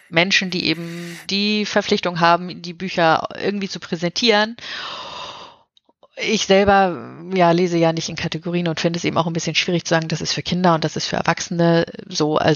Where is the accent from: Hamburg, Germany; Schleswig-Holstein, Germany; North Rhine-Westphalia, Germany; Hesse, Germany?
Hamburg, Germany; ja, man merkt, wo ich herkomme. Mhm. ähm, ja, und ich habe eben da große Teile meiner Kindheit verbracht.